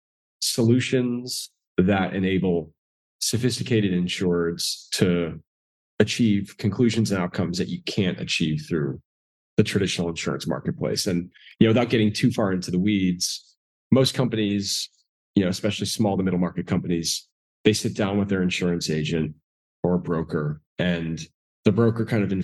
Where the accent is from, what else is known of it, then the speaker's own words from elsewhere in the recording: Northeast, United States; moved away as an adult; also born or lived in South Georgia; I grew up in the Northeast.